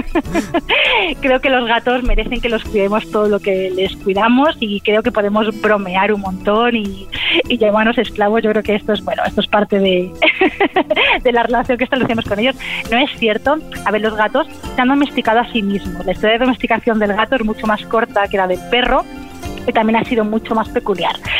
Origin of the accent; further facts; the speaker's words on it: Spain; soy la primera española